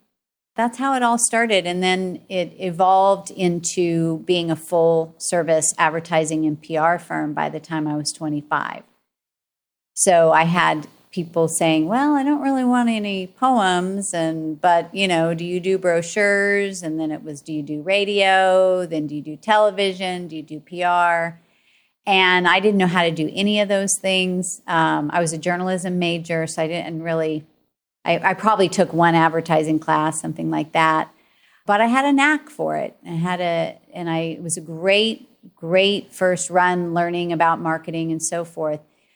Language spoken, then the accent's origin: English; Tulsa, Oklahoma, United States; I grew up in Tulsa, Oklahoma, saying y'all to everybody.